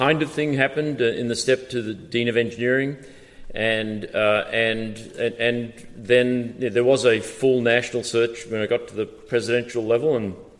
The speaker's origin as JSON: {"language": "English", "country": "Australia", "tie": "born or raised there", "moved": "yes", "lives_now": "United States", "said": "I was born and raised in Australia"}